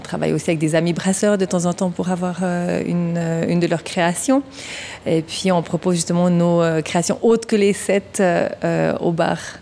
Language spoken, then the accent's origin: French; Vaud, Switzerland; moved away as an adult; now in Morgins, Switzerland; Je suis vaudoise à l'origine